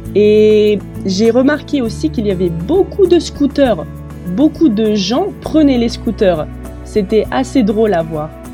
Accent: Metz, Grand Est, France; je suis française. Je suis née à Metz, dans le nord de la France

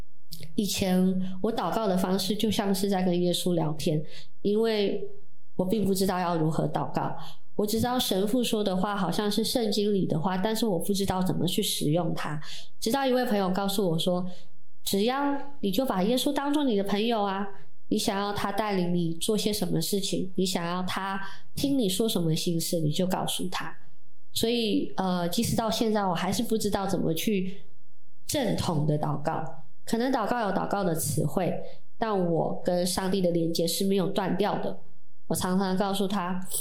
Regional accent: Jianshi, Hsinchu County, Taiwan; 在我们的家乡尖石乡有非常非常多的基督徒

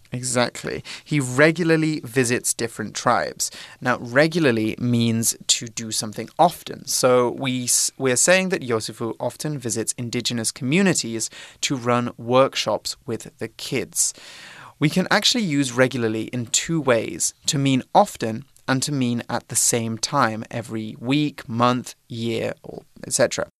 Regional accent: Droitwich, West Midlands, United Kingdom; moved away; my hometown, which Aww. is a small um, British town in the middle of England, in the Midlands. It's called Droitwich.

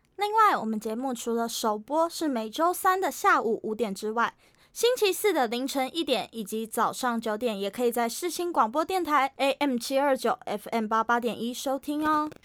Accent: Tamsui, New Taipei, Taiwan; 我从小就住在淡水嘛，然后我一直以来都觉得淡水是一个很适合退休生活的地方

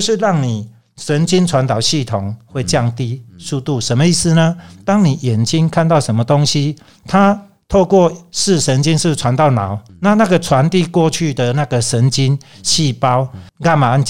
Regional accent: Taiwan; 再加上台湾的茶农，我觉得这也是我们台湾人的骄傲。

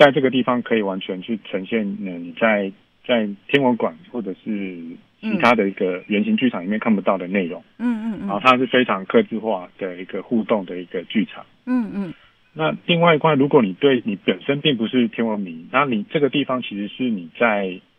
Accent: Hsinchu, Taiwan; 我不是，我是新竹人。

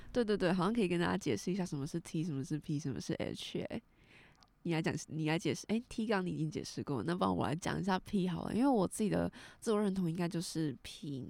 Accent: southern Taiwan, Taiwan; 我们是南部人，所以可能会带一点台语

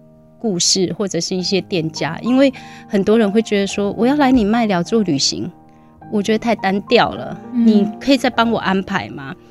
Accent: Dalin, Chiayi County, Taiwan; now in Mailiao, Taiwan; 因为我我是嘉义县大林嘛，那我们隔壁就是云林的大埤啊、斗南啊

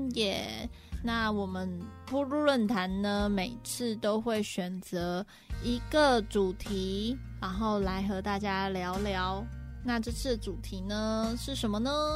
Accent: Pingtung County, Taiwan; moved away; 我呢是一个，呃，是来自屏东

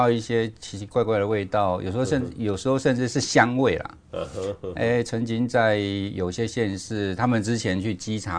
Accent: Kaohsiung, Taiwan; 那我记得我以前，我因为我以前长期都在呃高雄，都在地方政府哈。

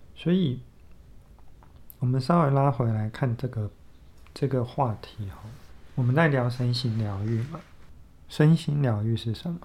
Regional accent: southern Taiwan, Taiwan; 我们都是在南部长大的孩子，然后读同一个学校

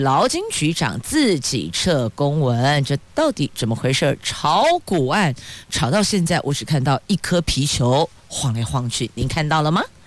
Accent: Taiwan; 宝岛、民主的台湾，还真的是挺珍贵的，也很庆幸我们是生在这里、长在这里

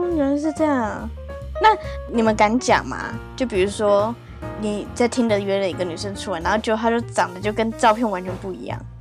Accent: Japan; 我日本人。

